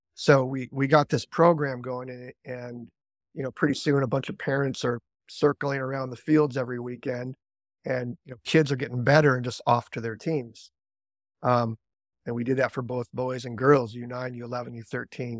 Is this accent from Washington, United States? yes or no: yes; Seattle, Washington, United States; I was American. I grew up, grew up in Seattle